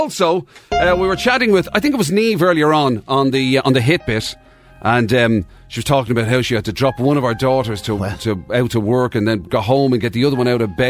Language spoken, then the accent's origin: English; Belfast, Northern Ireland, United Kingdom; Lads, growing up in Belfast, there was Yellow Pack